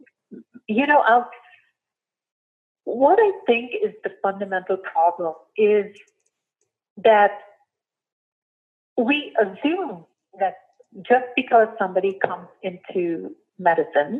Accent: India; moved away as an adult; I was born and raised in India

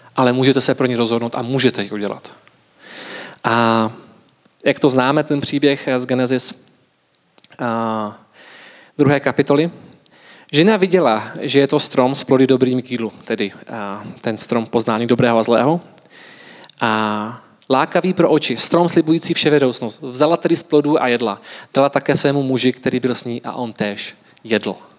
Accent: Czechia; jako Češi

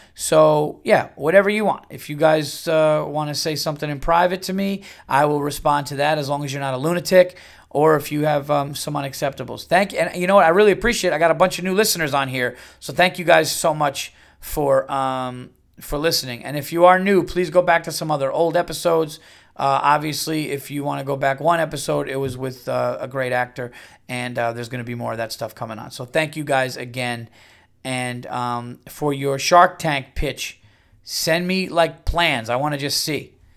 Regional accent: United States; as an American

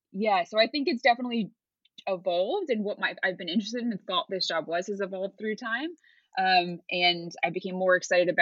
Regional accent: United States; So I obviously am originally from the US, but I've moved around a ton.

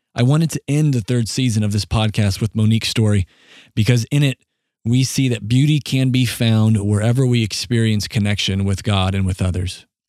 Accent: Southeast South Dakota, United States; We grew up in Southeast South Dakota

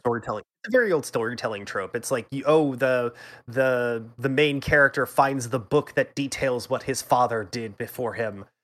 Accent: United States; I'm an American

